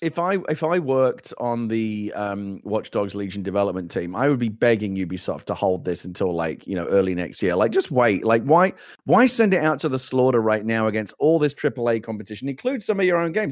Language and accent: English; London, United Kingdom; I grew up in the East End of London. I grew up in London, born and raised where this game is set.